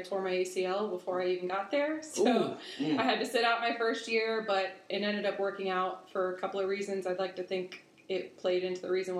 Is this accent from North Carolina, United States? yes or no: yes; Huntersville, North Carolina, United States; also born or lived in New York; I was born in New York and moved down here when I was a kid. We moved to Huntersville.